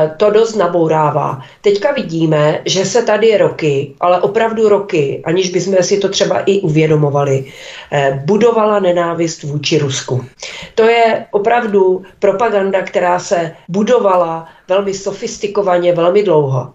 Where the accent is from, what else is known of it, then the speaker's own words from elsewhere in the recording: Olomouc, Olomouc Region, Czechia; u nás v Olomouci